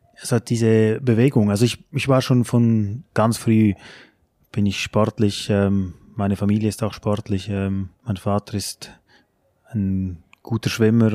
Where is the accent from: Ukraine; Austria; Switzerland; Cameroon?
Switzerland; moved away as an adult; now in Germany; bei uns in der Schweiz